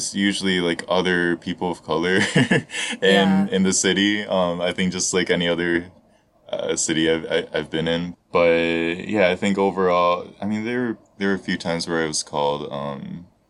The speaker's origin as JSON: {"language": "English", "region": "Southeast Michigan", "country": "United States", "tie": "born or raised there", "also_born_or_lived": "Toronto, Canada", "moved": "as an adult", "lives_now": "Japan", "said": "where I grew up in Southeast Michigan"}